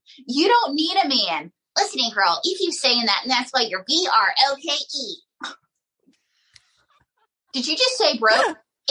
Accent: Pocatello, Idaho, United States; My hometown of Pocatello, Idaho.

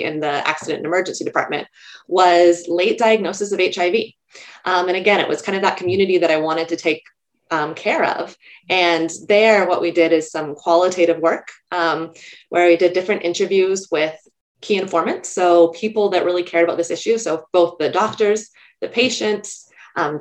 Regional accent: California, United States; moved away as an adult; also born or lived in New York; I grew up in California and I was in college at UC Berkeley

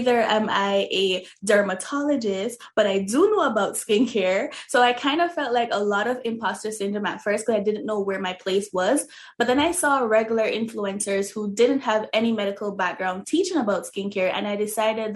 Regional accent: Jamaica; moved away; because I'm originally from Jamaica. So in Jamaica, you know, we use a lot of natural oils and all those things.

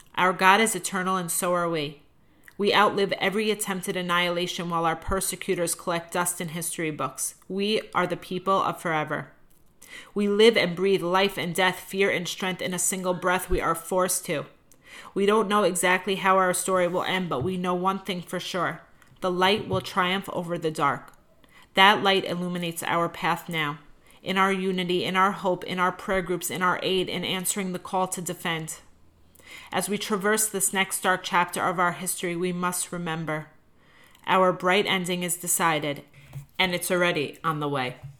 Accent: United States; as an American

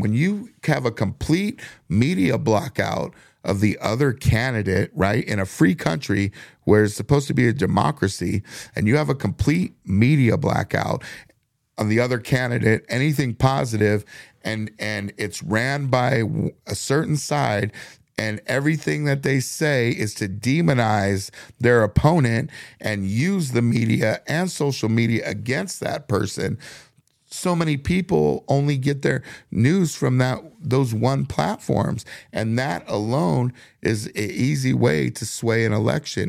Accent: United States; we're all Americans. We all bleed the same color. We were all born in the same country.

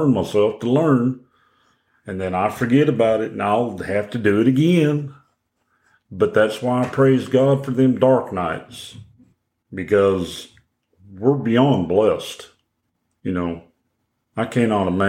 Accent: Oklahoma, United States; moved away; I'm originally from Oklahoma.

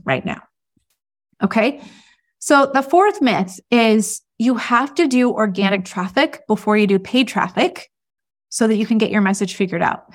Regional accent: United States; as an American

